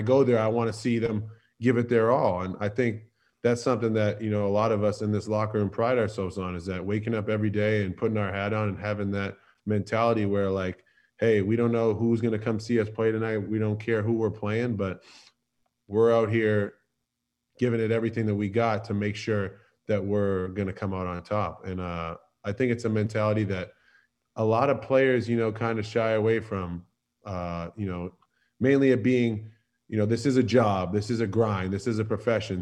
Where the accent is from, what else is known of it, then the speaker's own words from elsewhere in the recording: Boston, Massachusetts, United States; moved away as an adult; now in Philadelphia, United States; I was born and raised in Boston